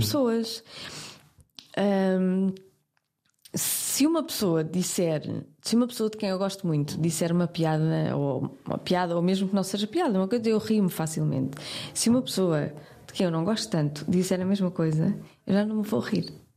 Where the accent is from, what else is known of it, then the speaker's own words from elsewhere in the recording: Porto, Norte, Portugal; eu sou do Porto